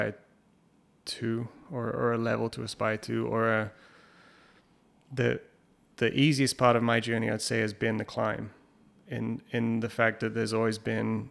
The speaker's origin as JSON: {"language": "English", "region": "England", "country": "United Kingdom", "tie": "born or raised there", "said": "we grew up in England"}